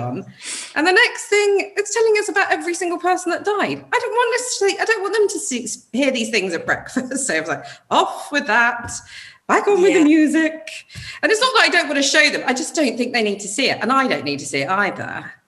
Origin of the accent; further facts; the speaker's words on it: United Kingdom; as British people